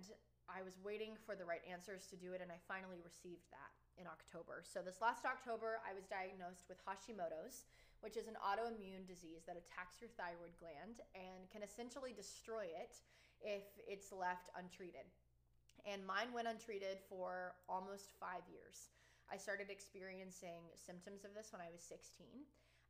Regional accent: Texas, United States; moved away as an adult; also born or lived in Oklahoma; I'm from Texas

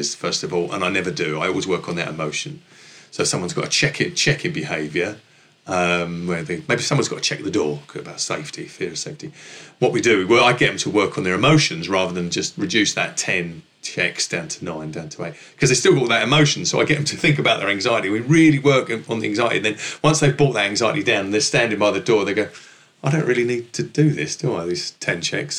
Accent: London, United Kingdom; accent: northeast London with a merge of Essex; also born or lived in Essex; My accent hails from sort of northeast London with a merge of Essex

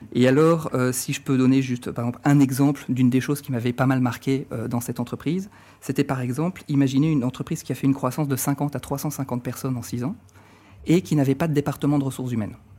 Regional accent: France; moved away as an adult; also born or lived in Marne-la-Vallée, France; now in Brussels, Belgium; je suis français d'origine. Ça fait dix à douze ans, douze ans que je vis et travaille en, en Belgique

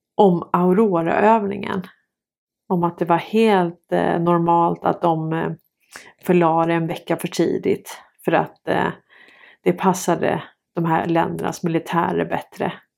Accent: Sweden; Vi är svenskar

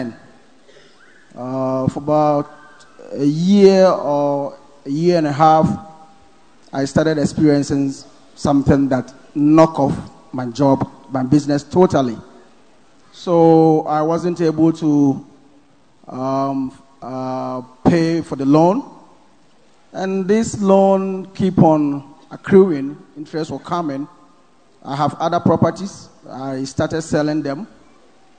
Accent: Ghana; I'm from Ghana

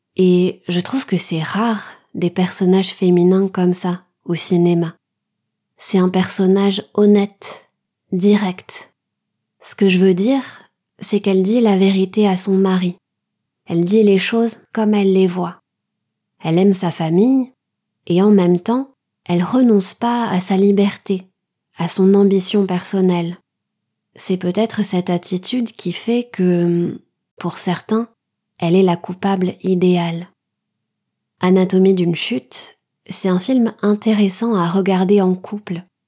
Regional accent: France; je suis française, mon mari est taïwanais

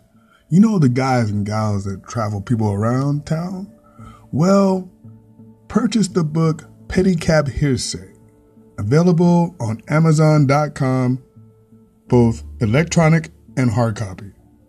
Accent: San Diego, California, United States; I was born in San Diego

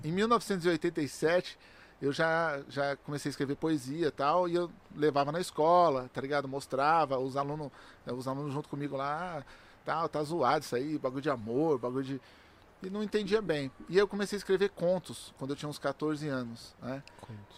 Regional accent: São Paulo, Brazil; moved away as an adult; also born or lived in Valo Velho; now in Itapecerica da Serra, Brazil; eu nasci no Valo Velho, com 3 anos de idade eu mudei pro Capão Redondo. E aí pro Capão Redondo eu morei dentro de uma quebrada

